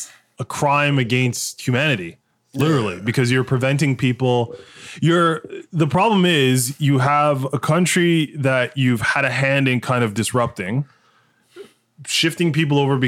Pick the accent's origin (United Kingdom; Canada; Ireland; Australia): Canada; I'm Canadian.